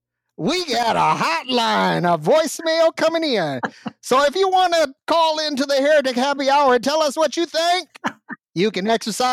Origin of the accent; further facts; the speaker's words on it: Detroit, Michigan, United States; I'm from the South Side of Detroit